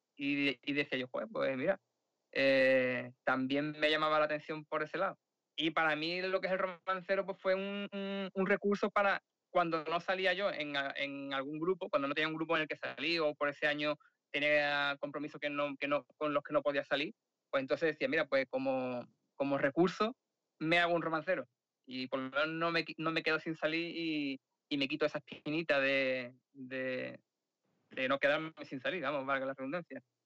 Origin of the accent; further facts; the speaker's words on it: Sanlúcar de Barrameda, Andalusia, Spain; now in Madrid, Spain; realmente soy de San Lucas, de Barrameda.